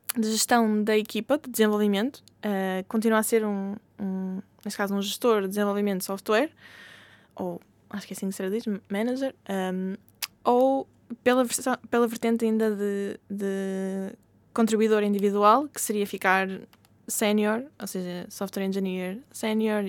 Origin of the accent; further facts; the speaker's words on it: Portugal; first language Portuguese; moved away as an adult; voltar a Portugal, uhum. um, estar perto da família, falar a minha língua nativa